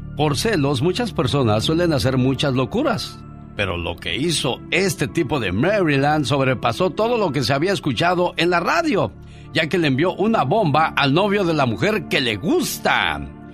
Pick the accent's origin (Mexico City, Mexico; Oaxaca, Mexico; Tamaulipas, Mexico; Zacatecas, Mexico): Zacatecas, Mexico; Luis Moya; moved away; un día salí de Luis Moya, Zacatecas. Pero Luis Moya, Zacatecas nunca salió de mí